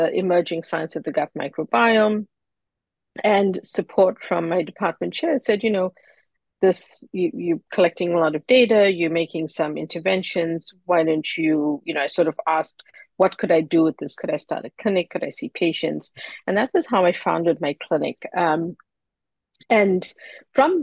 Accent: Durban, KwaZulu-Natal, South Africa; moved away as an adult; now in Boston, United States; I grew up in Durban, South Africa, and moved to Boston to study

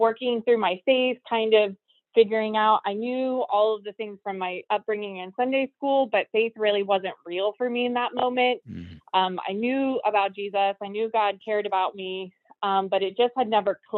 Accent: Brooksville, Florida, United States; I was born and raised in Florida. I grew up in Brooksville, Florida, which is a small town about 40 minutes north of Tampa.

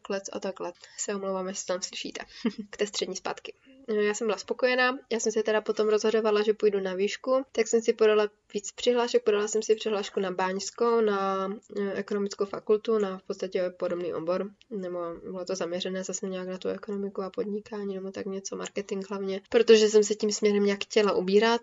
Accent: Ostrava, Moravian-Silesian Region, Czechia; u nás v Ostravě

